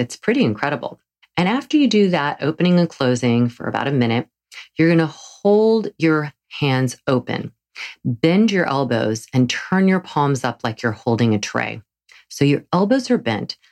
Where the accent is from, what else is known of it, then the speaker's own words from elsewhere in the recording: the South, Southern United States, United States; accent: southern; my southern accent